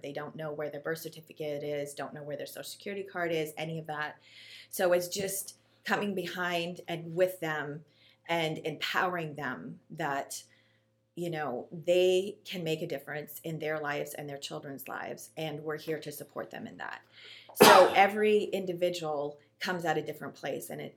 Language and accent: English; Canada; now in Ohio, United States; I am Canadian